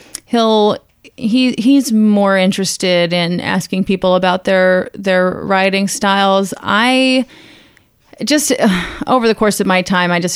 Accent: Houston, Texas, United States; moved away as an adult; also born or lived in Dallas, Texas / Orlando, Florida / New York; I grew up in Houston, and then I went to college in Dallas

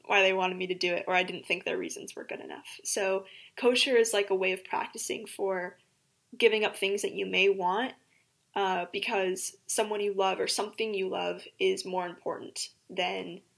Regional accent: Springfield, Missouri, United States; I was raised here in Springfield, Missouri, and I attended Temple Israel for the entirety of my childhood

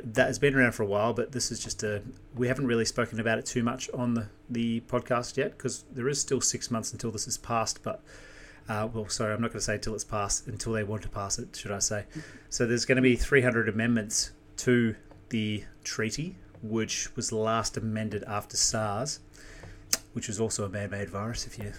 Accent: New Zealand; moved away; I'm an immigrant myself, so I come from New Zealand. Close to 26 years ago, whatever it was, yeah.

